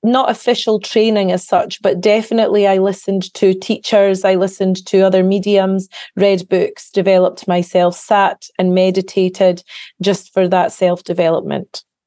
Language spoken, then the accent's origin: English; Carnoustie, Scotland, United Kingdom; I grew up in a little small town, a coastal town in the northeast of Scotland called Carnoustie